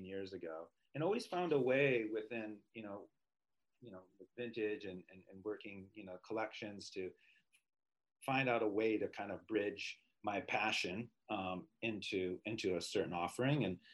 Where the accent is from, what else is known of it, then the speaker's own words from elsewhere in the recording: Minneapolis, Minnesota, United States; Growing up in Minneapolis